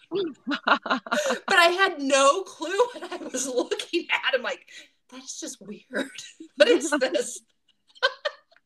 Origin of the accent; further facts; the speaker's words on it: Nevada, United States; moved away; also born or lived in North Carolina; I was from Nevada.